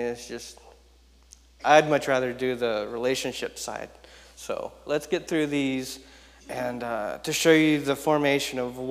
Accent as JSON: {"language": "English", "town": "Houston", "region": "Texas", "country": "United States", "tie": "born or raised there", "said": "I was born actually in Houston, Texas"}